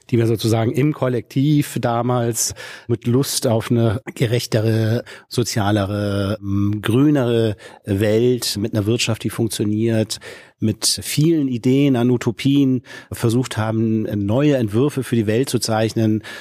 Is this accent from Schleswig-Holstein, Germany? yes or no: yes; Schleswig-Holstein, Germany; born there; now in Hamburg, Germany; Ich sitze im Norden in Hamburg, äh, gebürtiger Schleswig-Holsteiner, habe es, glaube ich, so ungefähr 58 Kilometer weiter bis in die große Stadt geschafft.